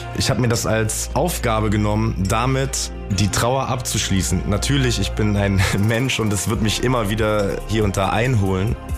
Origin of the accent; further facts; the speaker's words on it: a suburb of Düsseldorf, North Rhine-Westphalia, Germany; Ich komme ja gar nicht aus Frankfurt tatsächlich, aber das nehmen viele an. Aber ich komme aus äh, einer Vorstadt von Düsseldorf.